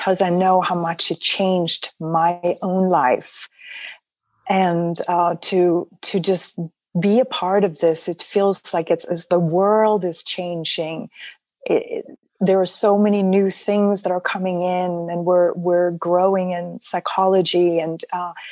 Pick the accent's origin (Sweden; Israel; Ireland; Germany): Sweden; now in United States; I actually was born and raised in Sweden, and then ended up coming over to the United States, which is now my home